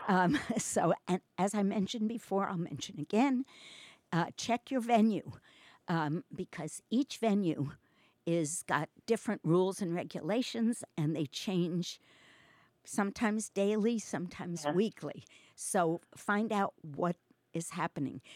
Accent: New York, United States; moved away; I'm from New York

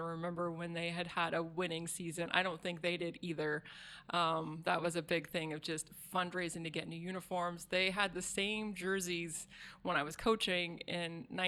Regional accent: Springfield, Oregon, United States; also born or lived in Warrenton, Oregon; I grew up in the Eugene Springfield area, out in the country of the Mohawk Valley

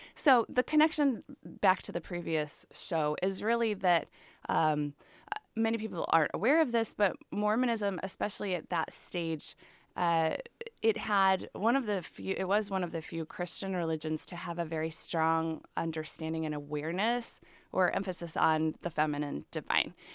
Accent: Chicago, Illinois, United States; moved away as an adult; now in Oregon, United States; I grew up in the Chicago area

